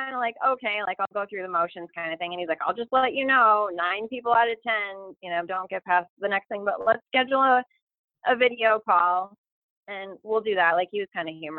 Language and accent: English; Lunenburg, Massachusetts, United States; I'm just from Lunenburg, Massachusetts